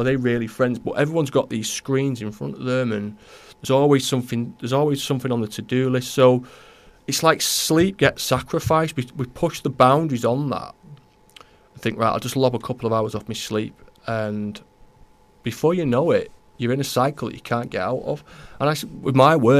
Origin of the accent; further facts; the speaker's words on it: Newton-le-Willows, North West England, United Kingdom; now in Sandymoor, United Kingdom; I'm not from Runcorn, I'm not from Holt, and I'm from Newtley Willows